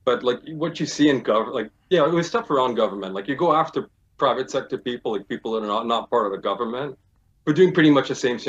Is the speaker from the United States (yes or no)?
no; Montreal, Quebec, Canada; also born or lived in Toronto / Ottawa; I grew up in Westmount.